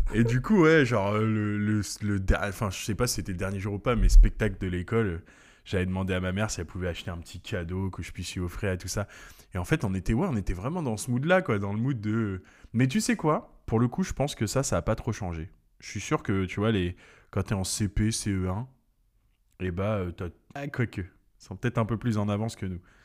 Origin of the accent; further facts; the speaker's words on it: French Guiana; je suis né en Guyane